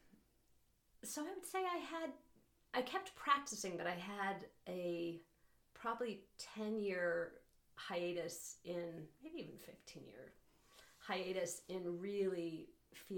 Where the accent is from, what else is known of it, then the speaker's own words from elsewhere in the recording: Boulder, Colorado, United States; now in Moab, United States; I grew up in Boulder, Colorado.